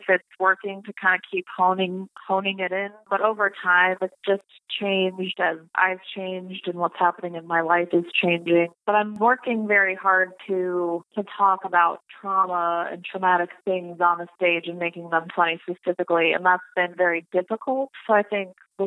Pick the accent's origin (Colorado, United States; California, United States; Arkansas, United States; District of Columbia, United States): Colorado, United States; I'm from Colorado